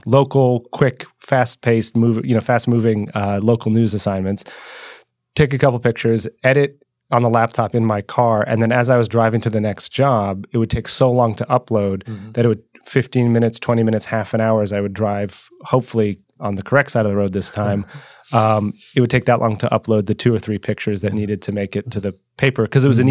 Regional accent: New York, United States; moved away as an adult; also born or lived in England / Iraq; I was from New York

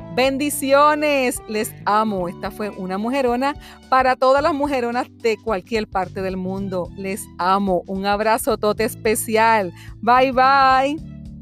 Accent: Puerto Rico; moved away as an adult; now in Florida, United States; presentarme al mundo como una puertorriqueña

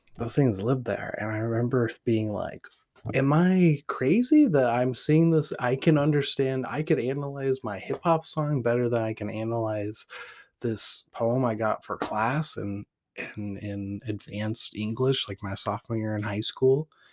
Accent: Portland, Oregon, United States; also born or lived in Weed, California; I'm from Portland, Oregon, where graffiti is the poetry of the city and food carts are the treasure map to my soul

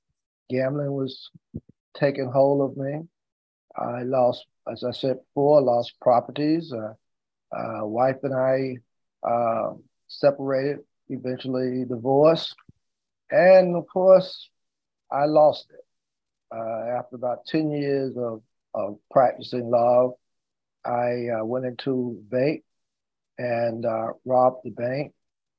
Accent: Lewisburg, North Carolina, United States; In Lewisburg, North Carolina. That's about 35 miles outside of Raleigh, going south of Raleigh. I always tell people it really was not really in the city of Lewisburg, because we lived out about 10 miles out of the city in a little village that was called Moulton.

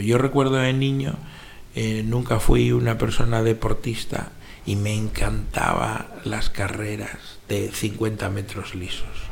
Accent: Madrid, Community of Madrid, Spain; Yo soy madrileño y he vivido un buen número de años dentro de la ciudad de Madrid y después bastantes años en pueblos, que rodean Madrid

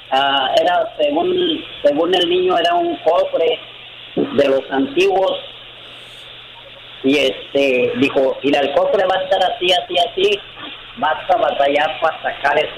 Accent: León, Guanajuato, Mexico; moved away as an adult; also born or lived in Mexico City; Yo soy de León, Guanajuato.

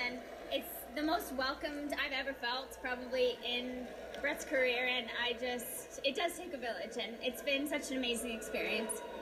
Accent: Canada; we're Canadian, you know, and I'm, we're in the deep north.

